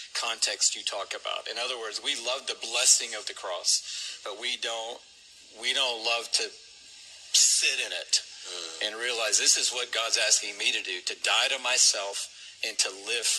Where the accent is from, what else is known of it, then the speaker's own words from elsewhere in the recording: Atlanta, Georgia, United States; that allowed me to grow up in Atlanta.